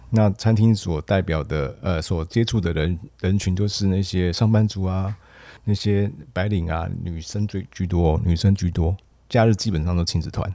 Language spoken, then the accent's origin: Chinese; Taiwan; 然后我们台湾基本上在这一部分非常的薄弱